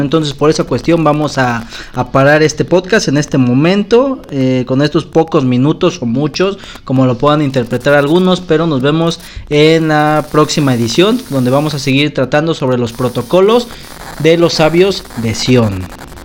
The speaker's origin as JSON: {"language": "Spanish", "country": "Mexico", "said": "como mexicanos"}